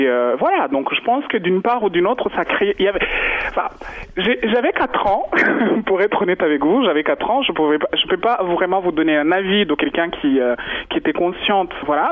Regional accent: Rwanda; moved away; Tant que Rwandais, on est tous mélangés d'une part ou d'une autre

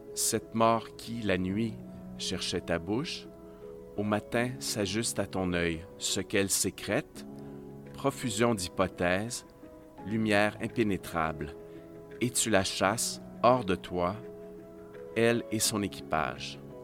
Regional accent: Estrie, Quebec, Canada; moved away; je viens de l'Estrie, je suis parti depuis longtemps, mais j'ai passé mon enfance et mon adolescence ici

